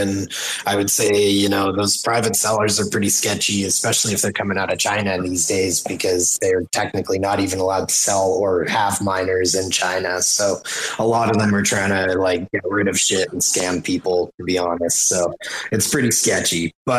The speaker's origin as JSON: {"language": "English", "country": "Canada", "said": "I'm Canadian."}